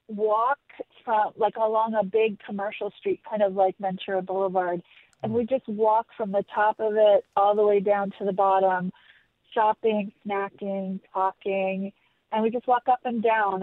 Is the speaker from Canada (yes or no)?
yes; Toronto, Ontario, Canada; now in Santa Monica, United States; I grew up in Toronto in the mid 80s